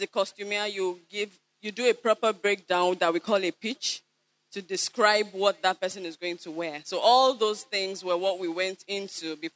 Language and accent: English; Kwara, Nigeria; I'm not from Badagry. I'm from Kwara State.